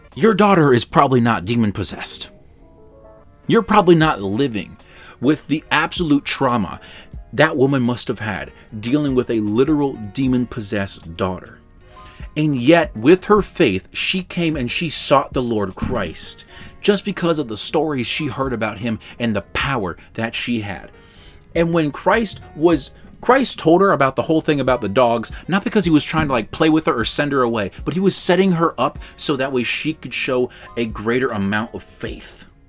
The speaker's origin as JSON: {"language": "English", "town": "Baltimore", "region": "Maryland", "country": "United States", "said": "I'm from Baltimore City"}